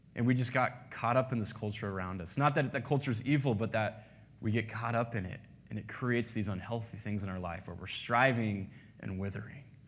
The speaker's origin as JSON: {"language": "English", "country": "United States", "said": "As an American"}